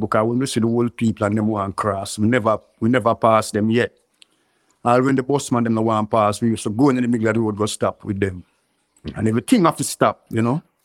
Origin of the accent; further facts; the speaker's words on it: Kingston, Jamaica; also born or lived in Clarendon, Jamaica; I live um, Clarendon when I was one year and six months, but I grew up in um, in Kingston